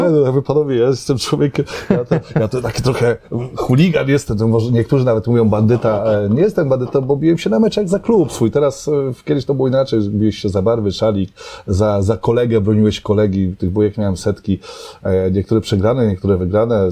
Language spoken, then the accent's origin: Polish; Żyrardów, Masovian Voivodeship, Poland; moved away as an adult; also born or lived in Gdynia / Łódź / Warsaw; now in Aleksandrów Łódzki, Poland; pochodzę z Żardowa, e, z takich czasów, kiedy nic nie było